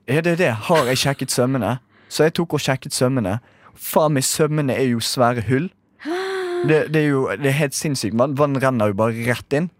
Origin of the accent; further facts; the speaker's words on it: Bergen, Vestland, Norway; dette angår meg uh, veldig, som bergenser